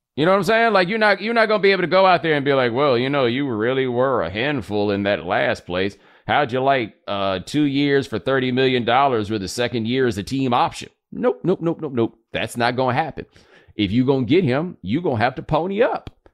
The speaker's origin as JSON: {"language": "English", "region": "Texas", "country": "United States", "said": "as a Texan, I've been to quite a few Juneteenth celebrations"}